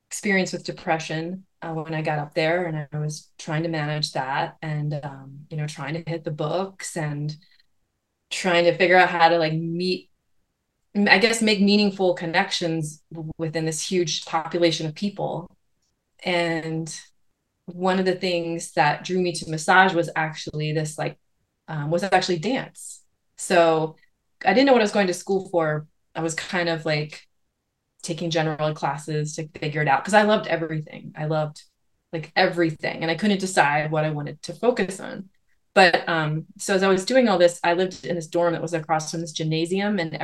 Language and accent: English; Lancaster County, Pennsylvania, United States; the little community I grew up in Lancaster County